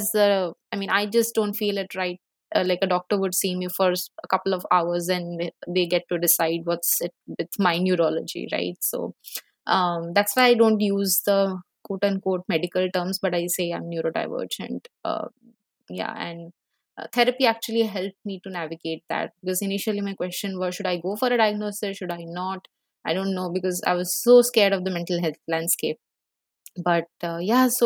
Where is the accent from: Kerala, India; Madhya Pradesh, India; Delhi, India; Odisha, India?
Odisha, India; Bhubaneswar; I come from Bhubaneswar.